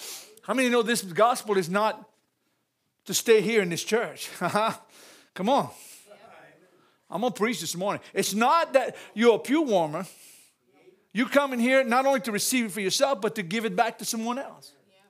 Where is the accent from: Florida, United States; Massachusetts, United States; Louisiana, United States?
Louisiana, United States; I'm a Cajun, so don't ask me for a big definition.